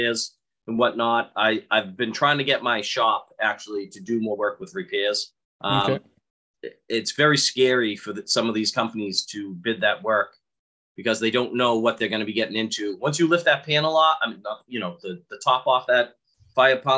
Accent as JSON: {"language": "English", "town": "Boston", "region": "Massachusetts", "country": "United States", "accent": "thick Boston", "said": "I am from Same Boston"}